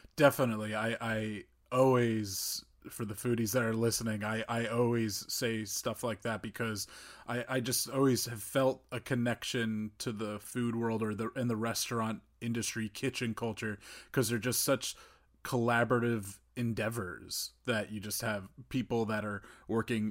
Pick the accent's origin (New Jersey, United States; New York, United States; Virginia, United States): New Jersey, United States; North; I grew up in North New Jersey